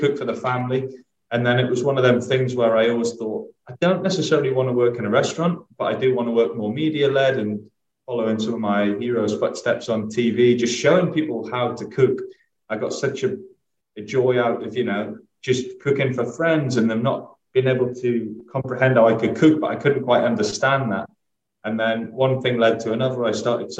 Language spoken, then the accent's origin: English; Northumberland, North East England, United Kingdom; now in London, United Kingdom; I grew up in Northumberland.